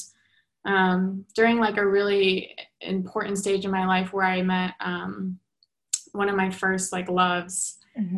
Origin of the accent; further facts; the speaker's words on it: New York, United States; Growing up in New York